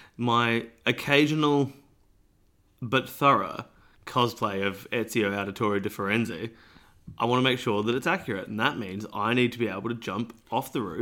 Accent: Australia; because I'm Australian.

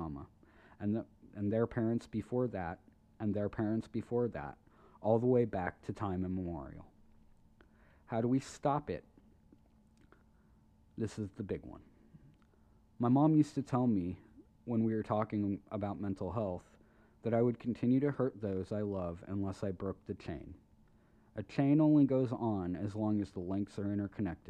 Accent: United States; I'm an American

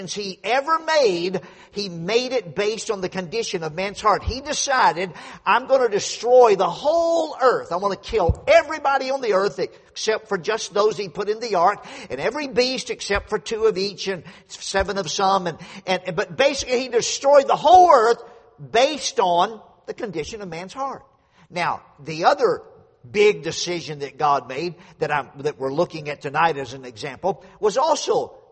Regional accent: Louisiana, United States; moved away; I grew up down in Louisiana, out in the country on a dead-end dirt road, two houses on the road

